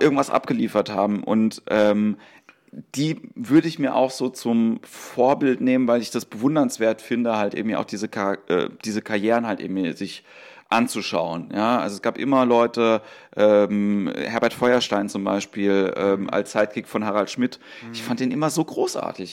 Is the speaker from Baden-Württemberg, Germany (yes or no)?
yes; Mannheim, Baden-Württemberg, Germany; ich bin aus Mannheim